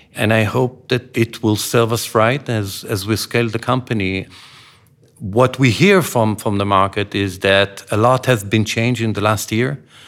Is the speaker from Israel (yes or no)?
yes; Israel; When I grew up in Israel